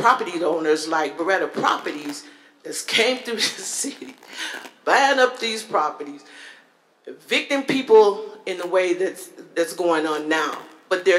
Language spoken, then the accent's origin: English; Milwaukee, Wisconsin, United States; born and raised in this city